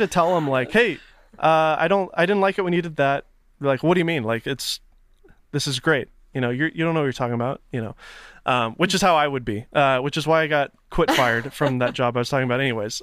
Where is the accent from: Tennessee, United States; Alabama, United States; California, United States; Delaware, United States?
Tennessee, United States; Nashville; I'm from Tennessee, from Nashville